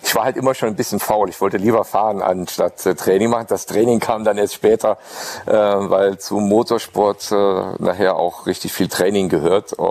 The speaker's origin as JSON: {"language": "German", "region": "Saarland", "country": "Germany", "said": "ich als Saarländer äh, mit meinem Dialekt äh, war nicht so äh, redegewandt"}